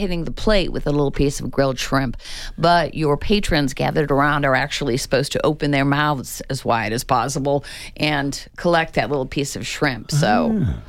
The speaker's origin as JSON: {"language": "English", "town": "Chicago", "region": "Illinois", "country": "United States", "moved": "yes", "lives_now": "Tucson, United States", "said": "Well, you guys know I'm from Chicago"}